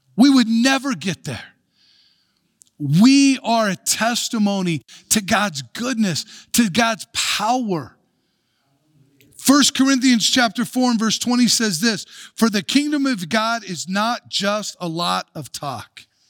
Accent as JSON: {"language": "English", "country": "United States", "said": "we can take pride in being American or take pride in our country"}